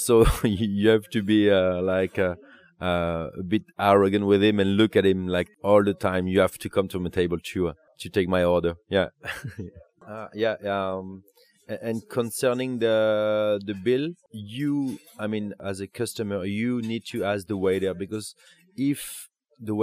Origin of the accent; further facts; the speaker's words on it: Bordeaux, Nouvelle-Aquitaine, France; now in Paris, France; I'm from Bordeaux